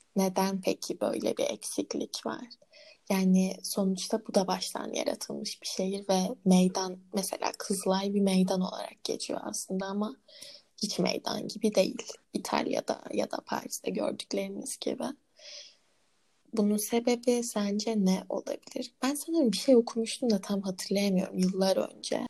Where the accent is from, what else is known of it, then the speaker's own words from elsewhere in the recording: Ankara, Turkey; Konutkent'e kendimi Hı-hı. çok ait hissediyorum. Çünkü neden? Orada büyüdüm.